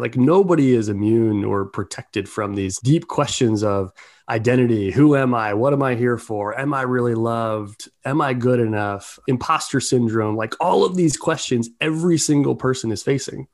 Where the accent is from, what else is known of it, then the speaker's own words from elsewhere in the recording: Baltimore, Maryland, United States; I grew up in Baltimore